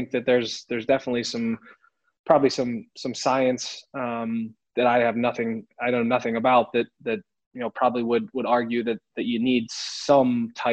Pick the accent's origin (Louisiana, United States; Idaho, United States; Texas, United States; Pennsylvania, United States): Pennsylvania, United States; Pittsburgh; growing up in Western PA, playing for my dad